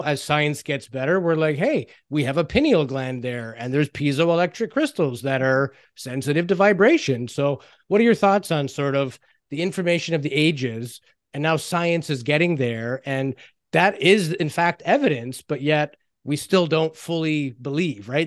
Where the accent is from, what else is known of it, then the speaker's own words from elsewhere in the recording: Canada; we're Canadian